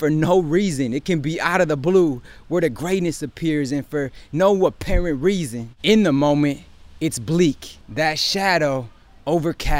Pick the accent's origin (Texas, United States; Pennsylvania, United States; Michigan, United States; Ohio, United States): Michigan, United States; Detroit; my hometown teams